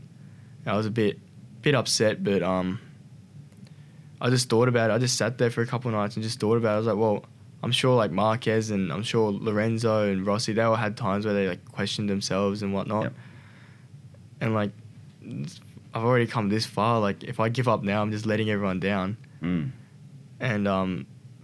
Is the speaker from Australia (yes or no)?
yes; Australia; I came from Australia